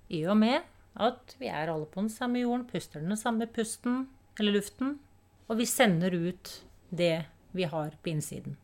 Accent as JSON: {"language": "Norwegian", "region": "Oslo", "country": "Norway", "tie": "born or raised there", "said": "jeg vokste opp i Tante Ulriks vei"}